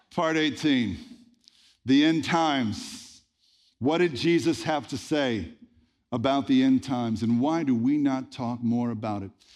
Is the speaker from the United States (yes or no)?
yes; the Bible Belt, United States; I grew up in the Bible Belt in the eighties and nineties